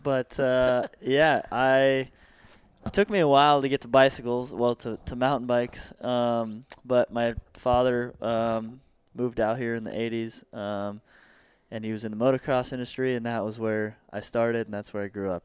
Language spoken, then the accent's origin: English; Santa Clarita, California, United States; born and raised in Santa Clarita